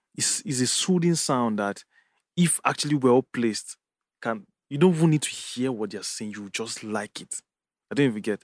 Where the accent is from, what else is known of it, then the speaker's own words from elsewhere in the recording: Jos, Plateau, Nigeria; moved away; growing up in Jos